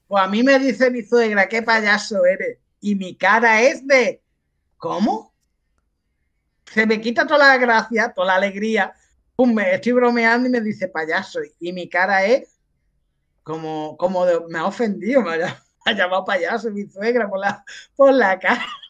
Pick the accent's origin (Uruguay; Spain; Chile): Spain; Andalusia; los andaluces somos así